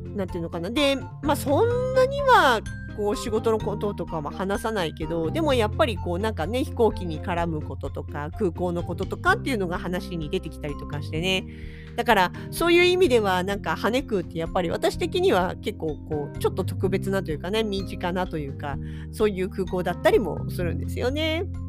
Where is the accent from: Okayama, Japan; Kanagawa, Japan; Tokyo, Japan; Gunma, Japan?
Kanagawa, Japan; Yokohama; also born or lived in Kawasaki; now in Hokkaido, Japan; 私実家が横浜市まあ川崎市に住んでたこともありますけれどもとにかくその辺。